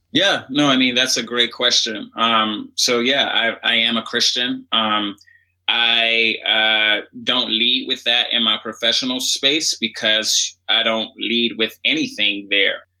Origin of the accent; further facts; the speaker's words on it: Washington, District of Columbia, United States; I grew up in Washington, D.C.